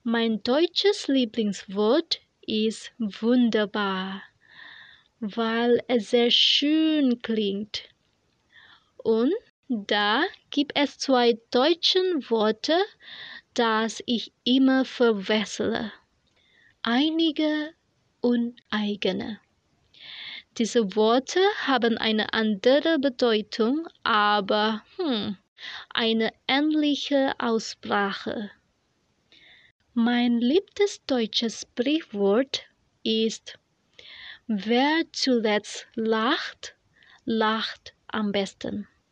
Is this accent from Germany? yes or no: no; Indonesia; German is a second language; aus Indonesien